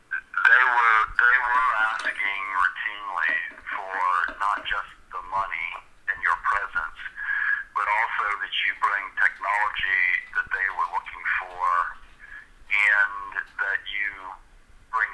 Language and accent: English; United States; moved away; also born or lived in China; I was an American